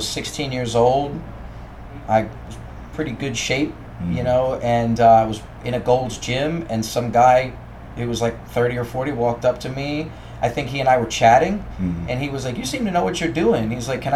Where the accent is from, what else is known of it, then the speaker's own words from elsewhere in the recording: Baltimore, Maryland, United States; moved away; I'm originally from Baltimore, if you didn't detect my accent.